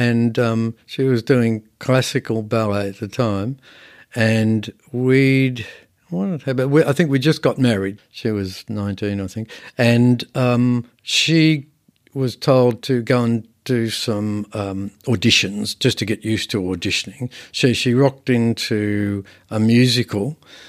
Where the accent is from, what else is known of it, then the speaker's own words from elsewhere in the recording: Bankstown, New South Wales, Australia; I come from Bankstown. That's not the cultural heart of anything.